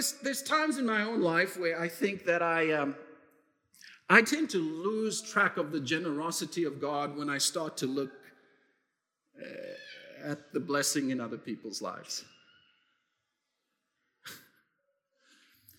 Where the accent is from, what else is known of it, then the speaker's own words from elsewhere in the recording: South Africa; moved away; my own experience of growing up in South Africa